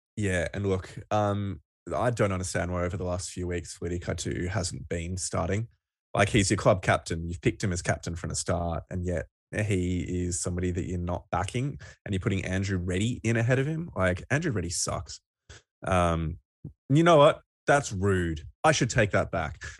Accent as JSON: {"language": "English", "country": "Australia", "said": "We're Aussie rugby fans"}